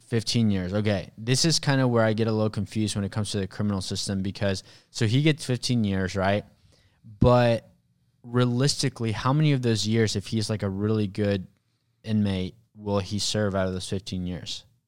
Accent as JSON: {"language": "English", "country": "Mexico", "tie": "born or raised there", "moved": "yes", "said": "I was actually born in Mexico."}